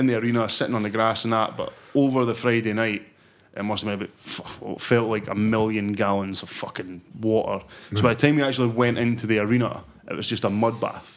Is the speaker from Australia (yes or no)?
no; Perth, Scotland, United Kingdom; growing up in Perth, it's not exactly a massive place